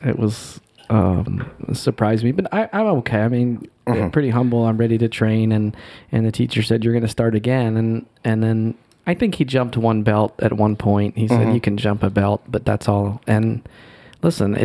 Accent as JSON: {"language": "English", "region": "North Carolina", "country": "United States", "tie": "born or raised there", "also_born_or_lived": "Seoul, South Korea / Rockland County, New York", "moved": "as an adult", "lives_now": "North Jersey, United States", "said": "I grew up in North Carolina. You know, I spent basically 20 years there"}